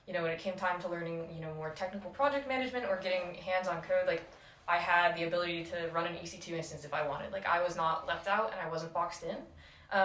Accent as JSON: {"language": "English", "town": "Rochester", "region": "New York", "country": "United States", "said": "I'm from Rochester, New York"}